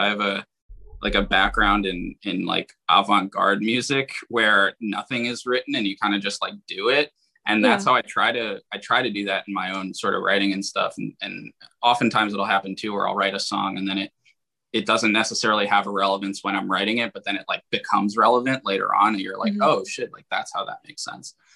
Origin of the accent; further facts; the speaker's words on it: Philadelphia, Pennsylvania, United States; I'm from Philadelphia